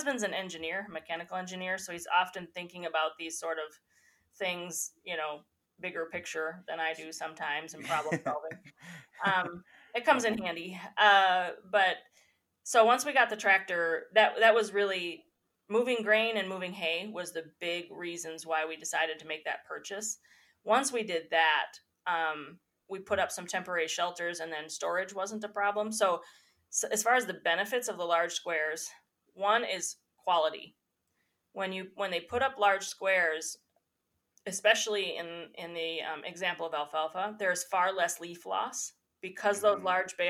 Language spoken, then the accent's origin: English; United States; I grew up in Tioga County